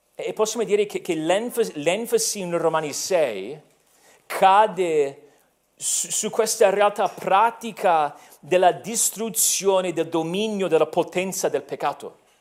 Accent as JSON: {"language": "Italian", "country": "United States", "moved": "yes", "lives_now": "Italy", "said": "sono americano"}